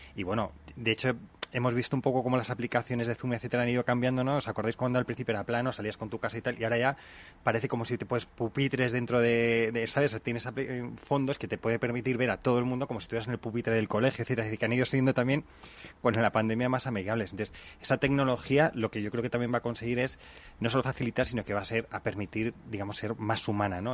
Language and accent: Spanish; Spain; los españoles somos muy de esto es un desastre